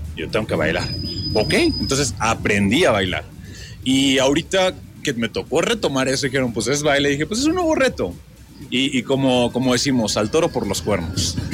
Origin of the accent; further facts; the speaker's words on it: Tantoyuca, Veracruz, Mexico; now in Mexico City, Mexico; Soy de Tantoyuca, Veracruz, paisanito de Toñito también